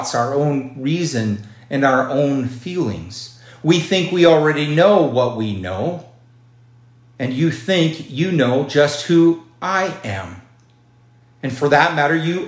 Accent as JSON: {"language": "English", "town": "Miles City", "region": "Montana", "country": "United States", "tie": "born or raised there", "said": "my hometown of Miles City."}